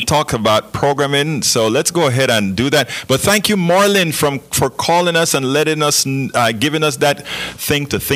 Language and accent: English; Panama; I'm from Panama.